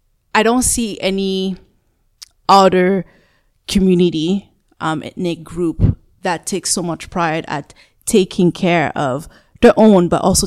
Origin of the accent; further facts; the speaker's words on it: Canada; Growing up in Canada, we can say we have the choice to choose the field that we want.